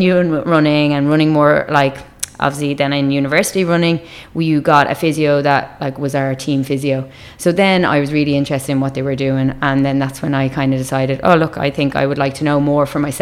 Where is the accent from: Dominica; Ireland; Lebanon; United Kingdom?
Ireland; Dublin, Leinster; accent: Irish; I grew up in Dublin, so I'm from the north side of Dublin.